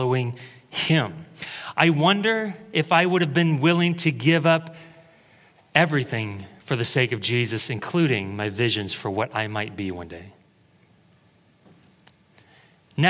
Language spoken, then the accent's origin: English; Creswell, Oregon, United States; I moved back to my hometown to work at Taco Bell.